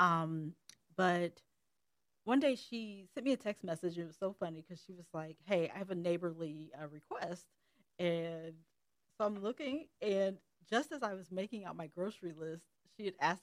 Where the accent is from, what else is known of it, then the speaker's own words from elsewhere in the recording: Columbus, Ohio, United States; I grew up in the Columbus, Metro Columbus area